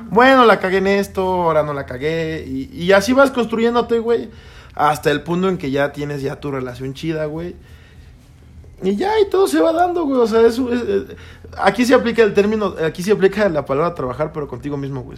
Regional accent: Toluca, State of Mexico, Mexico; nosotros somos de Toluca

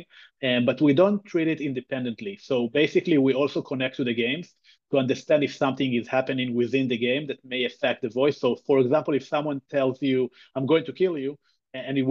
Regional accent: Israel; also born or lived in New York City area; now in New York, United States; I'm originally from Israel, but currently in the New York City area.

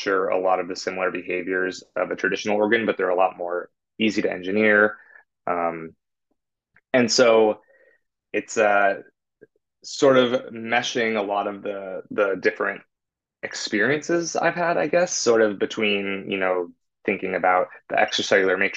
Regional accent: California, United States; now in San Francisco, United States; I'm from California

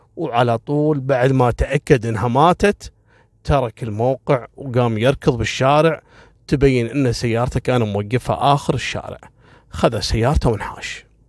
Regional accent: Kuwait; احنا هني في الكويت

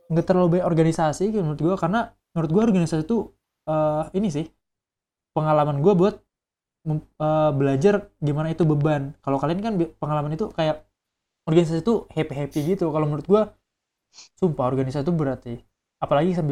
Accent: Kalimantan, Indonesia; kan gue dari Kalimantan gue gue deketin orang-orang Kalimantan juga jadi mereka udah ada organisasi gitu yang dari Kalimantan

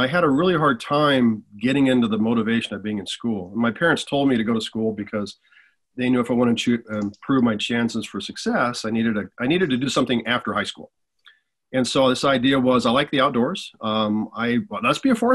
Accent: Colorado, United States; also born or lived in Wyoming / Texas; I grew up in Colorado with my parents.

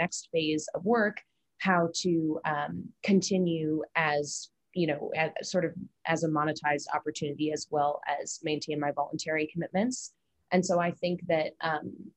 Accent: United States; also born or lived in China; now in Hong Kong; as an American

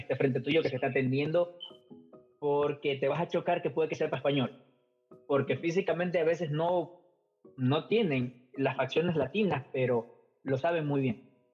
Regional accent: Ecuador; moved away as an adult; now in United States; soy ecuatoriano desde mi apellido indio hasta las patas

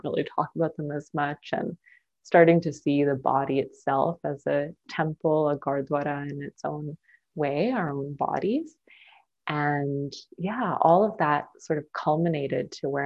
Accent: Maple Ridge, British Columbia, Canada; moved away as an adult; also born or lived in Burnaby; now in Halifax, Canada; I was born in Burnaby, but grew up in Maple Ridge, Canada.

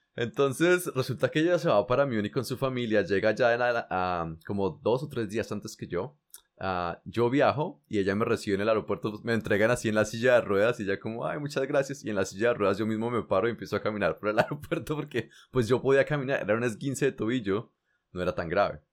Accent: Colombia; moved away; yo hace muchos años me fui de Colombia

